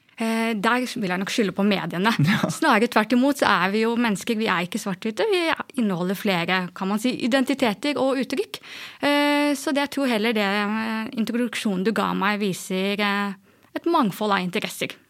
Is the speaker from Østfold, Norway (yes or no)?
yes; Askim, Østfold, Norway; Jeg er jo fra Indre Østfold, i eh, Askim